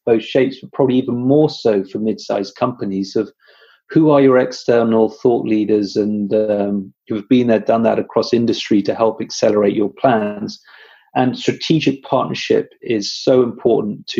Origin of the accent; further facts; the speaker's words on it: United Kingdom; I'm British